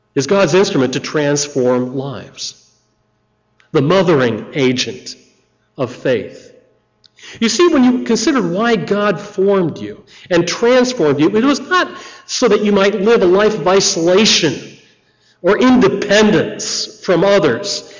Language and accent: English; United States; I'm American